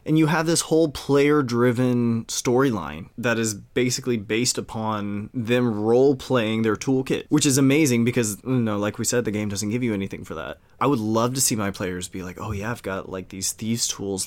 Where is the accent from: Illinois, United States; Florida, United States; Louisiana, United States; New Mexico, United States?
Louisiana, United States; Cajun; we're Cajun